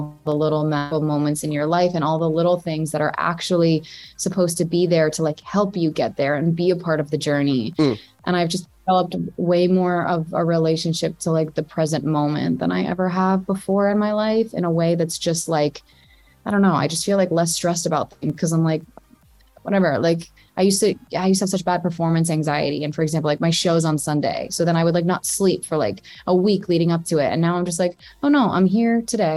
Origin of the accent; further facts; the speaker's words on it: New Jersey, United States; I'm from Jersey, and so I say like tits, like where I'm from